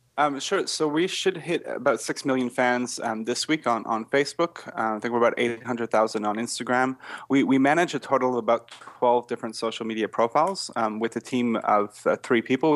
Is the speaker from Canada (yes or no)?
yes; Canada; accent: Canadian; now in Australia; I'm actually not Australian, but I'm French Canadian